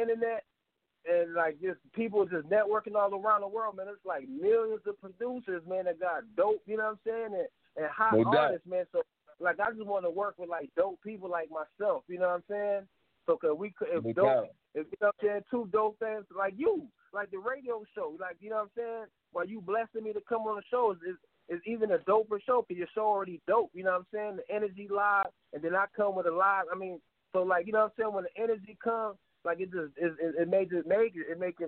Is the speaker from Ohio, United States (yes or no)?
yes; Toledo, Ohio, United States; I was born here in America in Toledo, Ohio